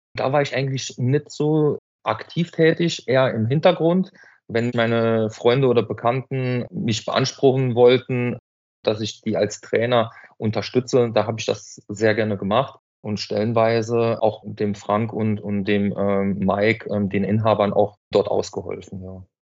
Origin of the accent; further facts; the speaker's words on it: Hanweiler, Saarland, Germany; Ich bin aus Hanweiler